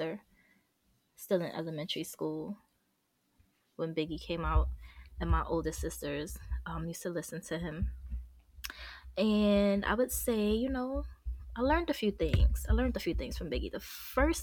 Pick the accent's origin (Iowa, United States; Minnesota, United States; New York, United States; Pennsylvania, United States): New York, United States; New York City; I'm from Brooklyn, Williamsburg, to be exact